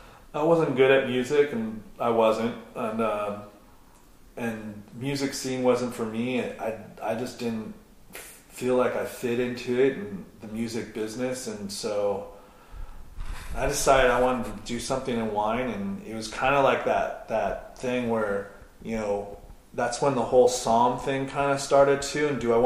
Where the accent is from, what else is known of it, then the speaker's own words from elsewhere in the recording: Santa Cruz, California, United States; moved away as an adult; also born or lived in Watsonville, California / Seattle, Washington / Davis, California; now in Washington, United States; I grew up in Santa Cruz, Watsonville area. Surfer, punk rock kid. Moved up to Seattle in late 80s, early 90s, like 89, 90